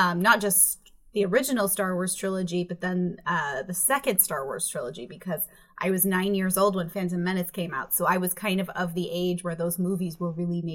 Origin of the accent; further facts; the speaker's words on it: East Longmeadow, Massachusetts, United States; I grew up in Western Massachusetts, which is kind of the middle of nowhere